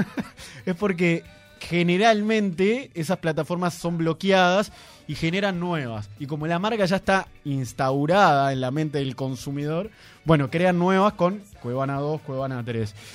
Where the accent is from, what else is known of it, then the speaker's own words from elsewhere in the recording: Uruguay; somos los uruguayos